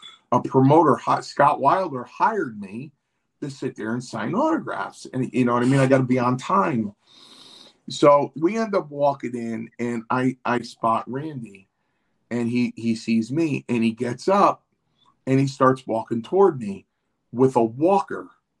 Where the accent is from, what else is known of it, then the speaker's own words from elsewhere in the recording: Ireland; since we're from Ireland, this is a global apology on my part